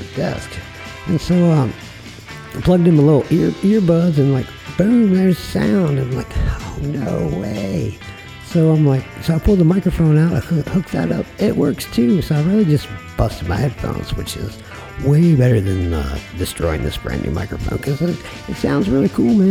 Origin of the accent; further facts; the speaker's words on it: Frederick, Maryland, United States; moved away; also born or lived in Portsmouth, Virginia; my hometown, Frederick, Maryland. And... You know, I grew up around there